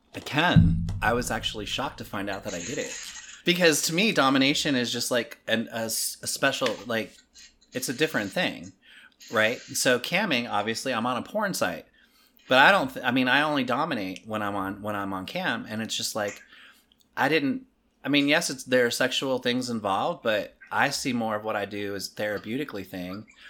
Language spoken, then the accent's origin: English; Maryland, United States; moved away; I'm from Maryland originally